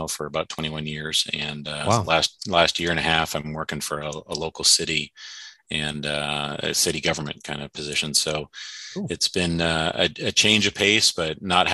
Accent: British Columbia, Canada; moved away as an adult; also born or lived in Northwest Ohio; now in Ohio, United States; I grew up in Western Canada, which British Columbia.

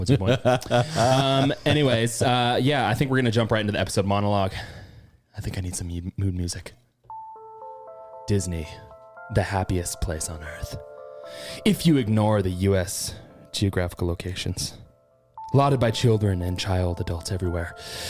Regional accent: Ireland; I can make that joke because I'm from Ireland.

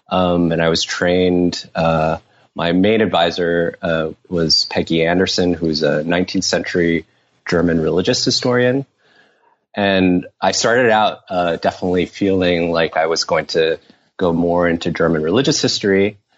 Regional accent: Taiwan; moved away as an adult; now in United States; I was born in the U.S., but I grew up mainly in Taiwan. I moved back with my parents when I was 6 years old and spent ages 6 to 18 there. And then I came as an undergrad to the U.S.

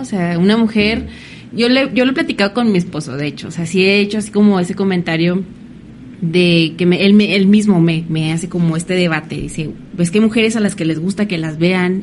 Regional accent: Mexico; como mexicanos

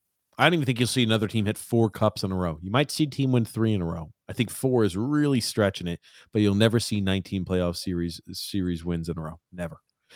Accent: Montreal, Quebec, Canada; He was my favorite player because I'm from Montreal.

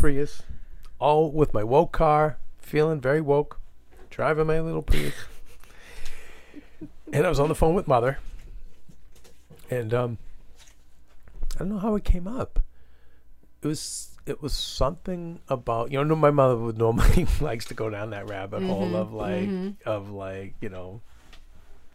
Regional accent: Medford, United States; we grew up in Medford.

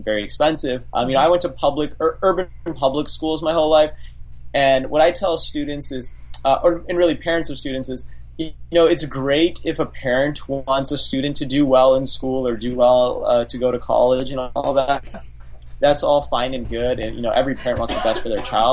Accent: Las Vegas, Nevada, United States; I grew up in Las Vegas, so Clark County School District is the name of the school district

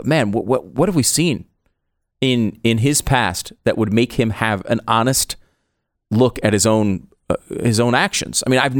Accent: Tarrytown, New York, United States; Well, I was born in Tarrytown, New York.

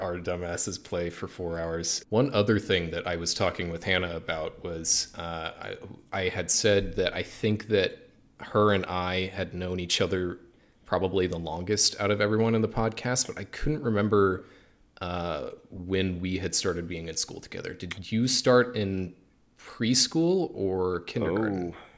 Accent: Springfield, Missouri, United States; we're all originally from Springfield, Missouri

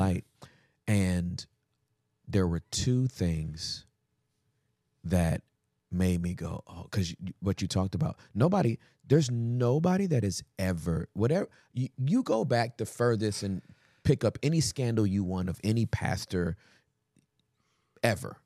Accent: United States; we're American

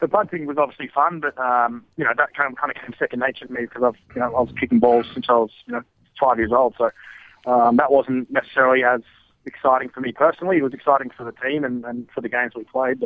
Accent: Australia; moved away as an adult; from Australia

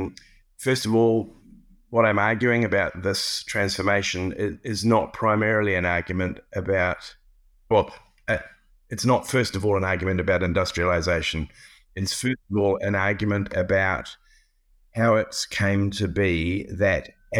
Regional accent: New Zealand; also born or lived in Cambridge, United Kingdom; I have always, as a New Zealander, engaged with British history from the outside. My initial education was not British.

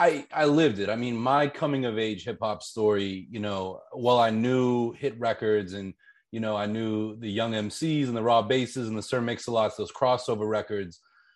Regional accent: Pittsburgh, Pennsylvania, United States; I grew up in Pittsburgh, Pennsylvania.

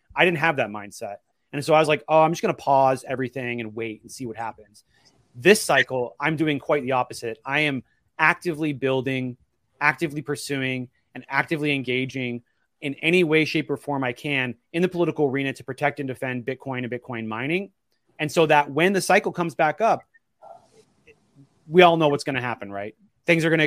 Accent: Portland, Oregon, United States; I'm from Oregon.

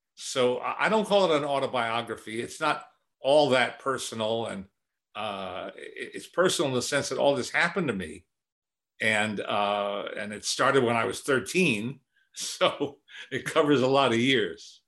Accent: Teaneck, New Jersey, United States; also born or lived in Manhattan, New York City; I was born in Manhattan, but when, when I was four, my family moved to the suburbs, really just over the George Washington Bridge, uh, to Teaneck, New Jersey.

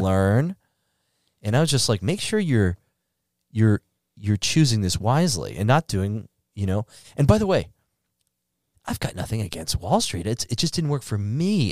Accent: Northeast, United States; also born or lived in Chicago; now in Miami, United States; I grew up in the Northeast

